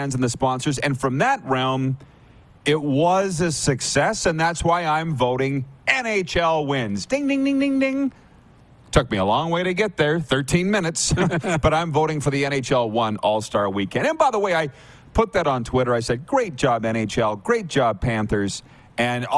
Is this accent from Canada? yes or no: yes; Canada; also born or lived in Regina, Saskatchewan; Being a Canadian